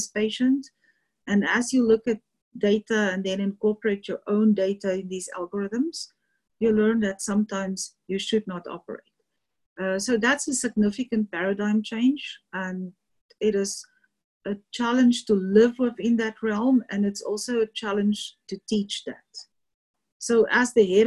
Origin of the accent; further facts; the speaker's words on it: South Africa; moved away as an adult; also born or lived in Louisiana; now in Colorado, United States; I'm South African, born and trained